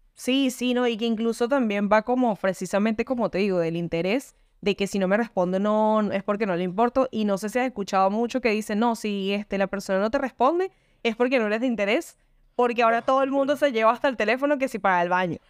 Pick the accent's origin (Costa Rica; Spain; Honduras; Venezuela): Venezuela; now in Argentina; vivo en Argentina y soy de Venezuela.